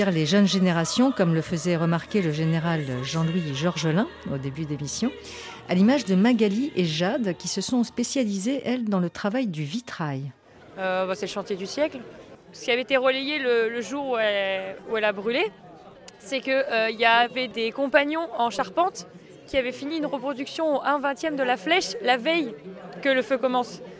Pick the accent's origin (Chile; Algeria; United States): Chile; Nous sommes 12 amis qui nous eh, connaissons depuis 40 ans. On vient du Chili pour une semaine en France.